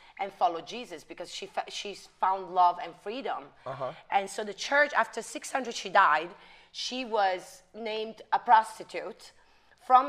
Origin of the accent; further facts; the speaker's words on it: Bagheria, Sicily, Italy; English is a second language; moved away as an adult; now in Miami, United States; I was born in Sicily, okay. In a little town in Sicily called Bagheria. And then I came to the United States when I turned 18.